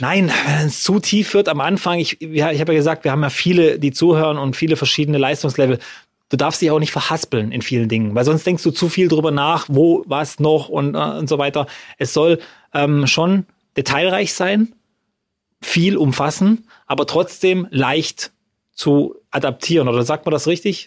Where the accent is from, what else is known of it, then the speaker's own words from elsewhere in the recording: Freudenstadt, Baden-Württemberg, Germany; bei uns in Freudenstadt